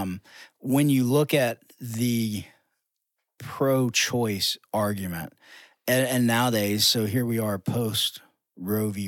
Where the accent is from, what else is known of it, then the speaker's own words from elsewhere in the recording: United States; as American Christians